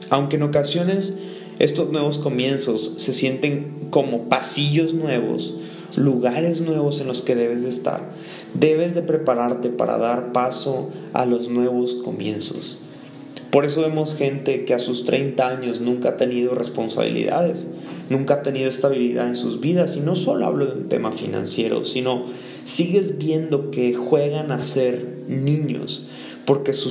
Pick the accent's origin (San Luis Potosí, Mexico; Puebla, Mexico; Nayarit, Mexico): San Luis Potosí, Mexico; bueno yo de vuelta y Cory venir aquí por primera vez a conocer mi pueblito, eh, queremos marcar la diferencia